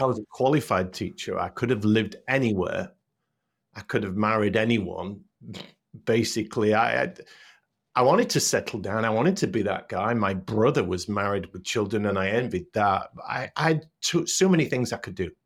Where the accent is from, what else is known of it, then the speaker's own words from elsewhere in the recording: Hull, Yorkshire and the Humber, United Kingdom; moved away as an adult; also born or lived in North Carolina; I grew up in Hull, went to a pr, a Catholic primary school